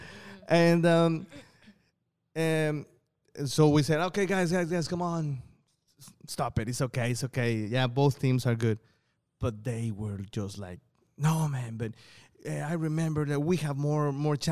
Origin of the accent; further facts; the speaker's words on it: Colima, Mexico; now in Shenzhen, China; my grandma's house in Coquimatlan, which is a small town in Colima, right, on my hometown